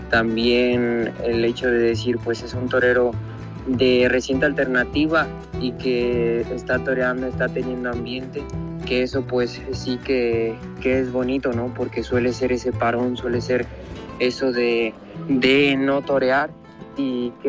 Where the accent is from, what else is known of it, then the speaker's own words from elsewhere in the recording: Morelia, Michoacán, Mexico; Se ha anunciado la corrida de aquí de mi tierra en Morelia en febrero